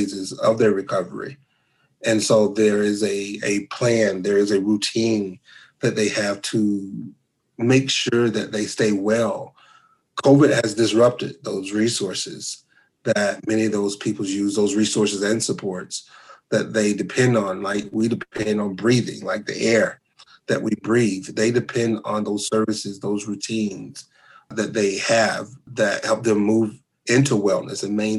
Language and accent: English; North Carolina, United States; moved away as an adult; now in Lubbock, United States; I am from North Carolina